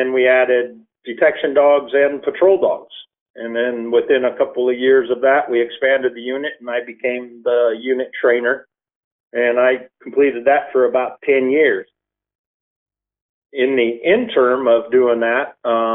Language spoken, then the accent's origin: English; Minnesota, United States; moved away; I'm originally from Minnesota.